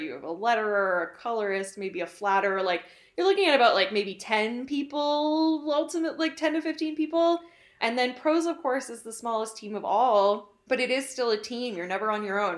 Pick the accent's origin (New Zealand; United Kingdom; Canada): Canada; being Canadian